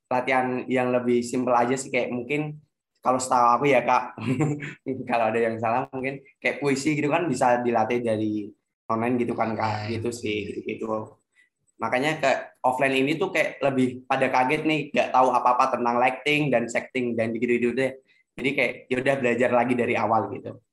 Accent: Demak, Central Java, Indonesia; Aku dari Demak, Kak.

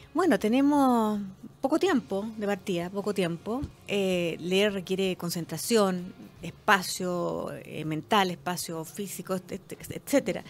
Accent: Chile; nuestra forma de vivir como chilenos

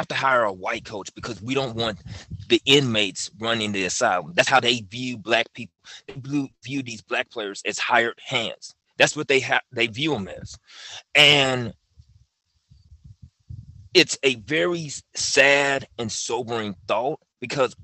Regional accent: Memphis, Tennessee, United States; I'm from Memphis

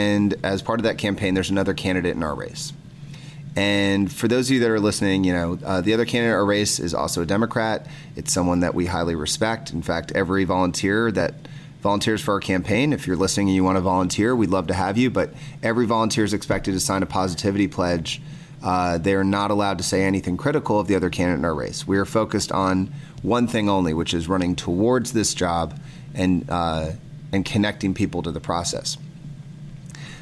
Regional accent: Athens, Georgia, United States; I was raised here in Athens, Georgia. I've been here since I was 5 years old

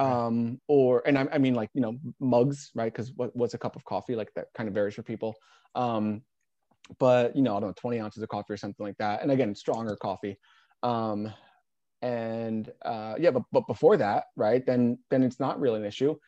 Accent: New Jersey, United States; moved away as an adult; now in Portland, United States; originally from New Jersey, I mentioned, uh, here in Portland.

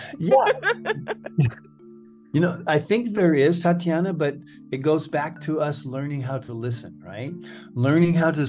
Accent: Southern California, United States; white American male who grew up in Southern California in the 1950s and 60s

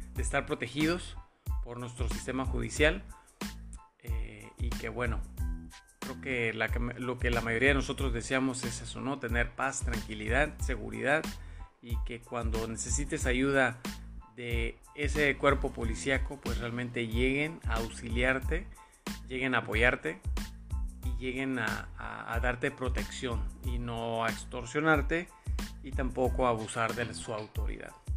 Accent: Mexico; como mexicanos

